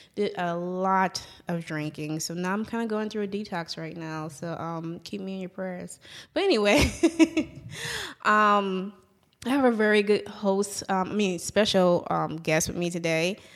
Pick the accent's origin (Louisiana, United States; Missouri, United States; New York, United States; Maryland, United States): Louisiana, United States; New Orleans; now in Jackson, United States; I say I'm from New Orleans. However, I reside in Jackson, Mississippi.